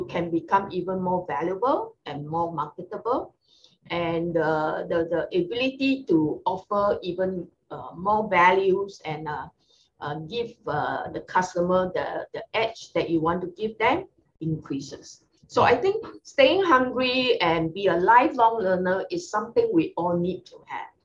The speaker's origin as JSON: {"language": "English", "country": "Singapore", "said": "Being a Singaporean"}